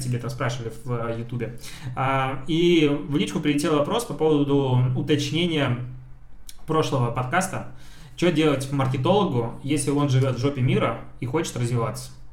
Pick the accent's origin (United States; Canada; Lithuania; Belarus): Belarus; я белорус